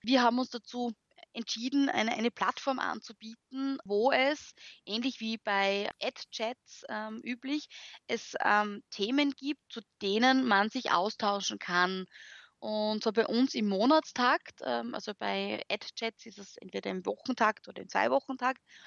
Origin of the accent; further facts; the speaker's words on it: Graz, Styria, Austria; first language German; man hört es auch, ich komme aus Österreich, äh, bin Grazerin